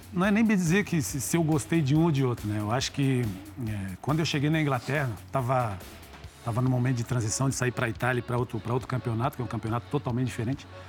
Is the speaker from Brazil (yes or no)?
yes; Gaúcho, Rio Grande do Sul, Brazil; somos gaúchos também